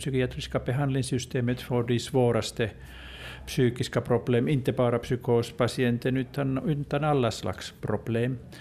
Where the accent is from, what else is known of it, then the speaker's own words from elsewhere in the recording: Finland; jag kommer från Finland